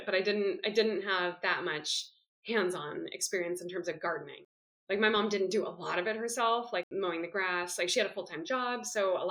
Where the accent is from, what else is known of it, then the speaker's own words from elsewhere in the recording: Oakland, California, United States; moved away as an adult; now in Belgium; I grew up in Oakland